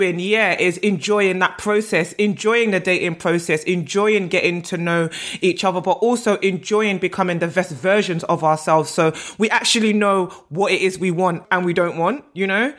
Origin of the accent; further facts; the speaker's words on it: Nigeria; I'm Nigerian and weddings and marriage are a big part of my culture